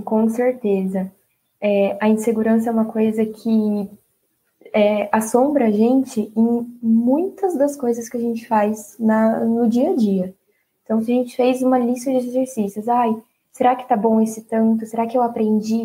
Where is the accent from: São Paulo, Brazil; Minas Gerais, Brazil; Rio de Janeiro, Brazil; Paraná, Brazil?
São Paulo, Brazil; Bauru; Eu sou de Bauru mesmo